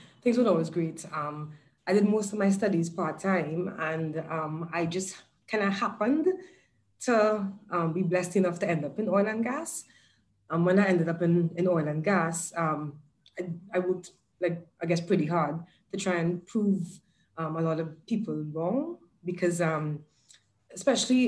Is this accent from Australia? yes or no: no; Trinidad & Tobago; moved away as an adult; now in Dubai, United Arab Emirates; I'm originally from Trinidad and Tobago in the Caribbean.